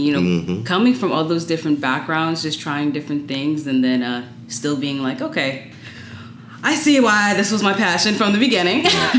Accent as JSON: {"language": "English", "region": "the South", "country": "United States", "moved": "yes", "said": "I'm from the South"}